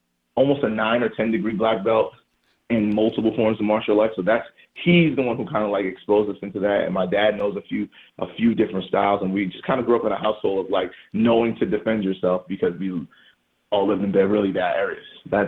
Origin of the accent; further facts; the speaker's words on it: New York City, New York, United States; I don't denounce growing up in Jamaica, Queens